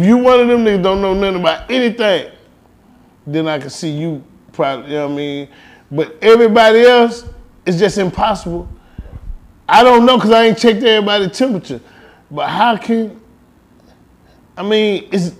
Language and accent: English; Houston, Texas, United States; I'm from Houston, from the north side of Houston, right around the corner, and it was all the way up until I was damn near grown